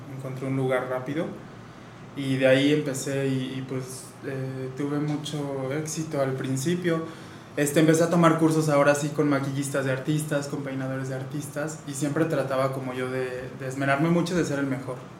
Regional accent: Querétaro, Mexico; Sí, sí, soy queretano

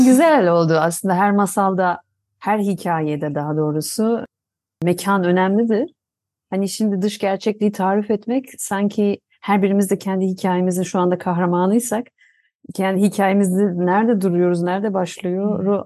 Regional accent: Tunceli, Tunceli Province, Turkey; Tunceli'de doğdum.

